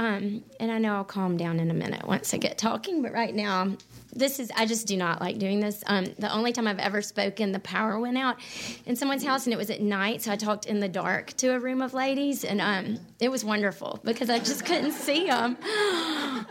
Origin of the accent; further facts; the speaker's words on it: Mountain Brook, Alabama, United States; I grew up here in Birmingham in Mountain Brook